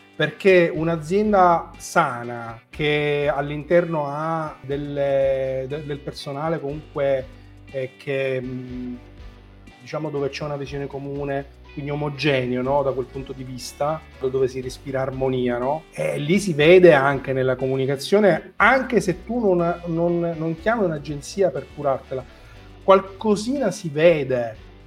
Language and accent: Italian; Marsala, Sicily, Italy; Io sono di Massala